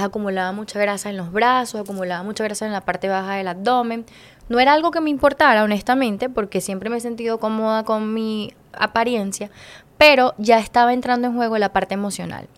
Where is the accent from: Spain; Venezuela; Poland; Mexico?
Venezuela; moved away as an adult; en mi país